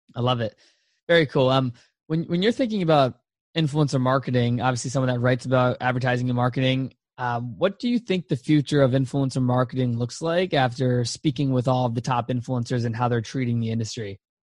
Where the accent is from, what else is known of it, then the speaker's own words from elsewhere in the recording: Virginia, United States; I'm from Virginia, so East Coast is in my blood for sure.